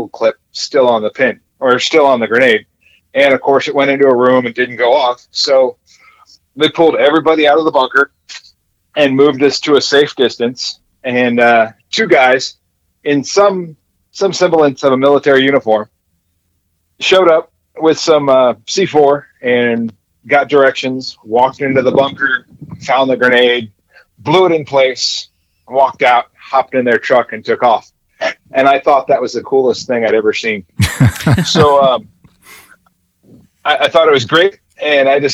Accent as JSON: {"language": "English", "region": "California", "country": "United States", "tie": "born or raised there", "moved": "as an adult", "lives_now": "North Carolina, United States", "said": "I was born and raised in California and joined the Army in 1991."}